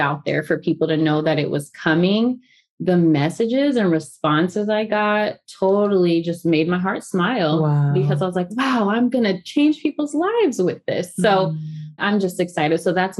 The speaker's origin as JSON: {"language": "English", "region": "the South", "country": "United States", "said": "Well, I'm from the South, so drink."}